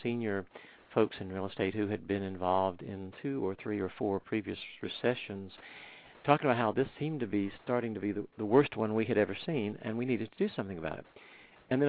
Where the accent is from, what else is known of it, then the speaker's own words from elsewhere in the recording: Winston-Salem, North Carolina, United States; moved away as an adult; also born or lived in Chapel Hill, North Carolina / Cambridge, Massachusetts; now in Tampa, United States; I grew up in North Carolina, in Winston-Salem, North Carolina